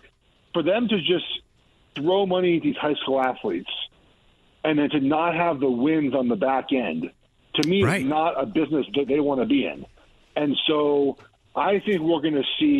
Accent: Los Angeles, California, United States; I grew up in Los Angeles.

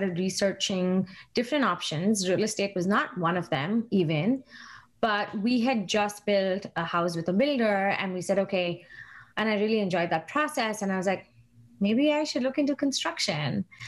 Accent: India; moved away; I moved here from India in 2006, and that was like a huge change for me, like culturally, mentally, everything, right?

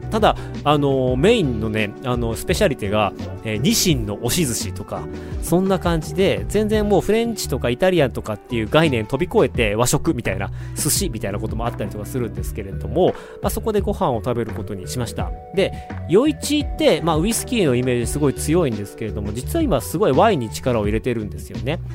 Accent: Otaru, Hokkaido, Japan; moved away; also born or lived in China; 僕の地元小樽で

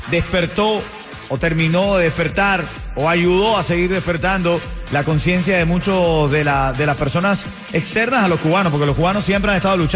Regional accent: Venezuela; moved away; En mi caso, como venezolano, me uno al sentimiento del hermano cubano el día de hoy.

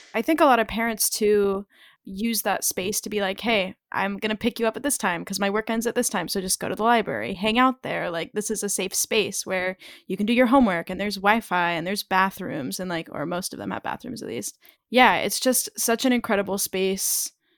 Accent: California, United States; now in Philadelphia, United States; I'm from California

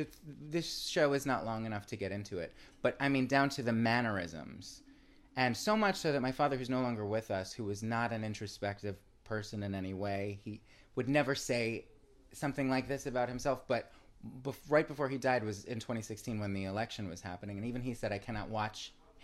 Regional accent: New York, United States; From New York, where my father's from, and I'm a New Yorker too.

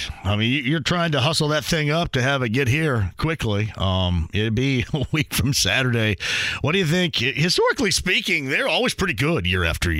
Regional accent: Southern Indiana, United States; I'm from Southern Indiana, too.

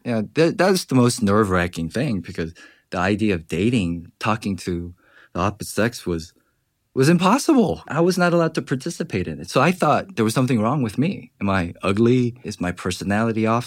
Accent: Georgia, United States; moved away; growing up in Georgia

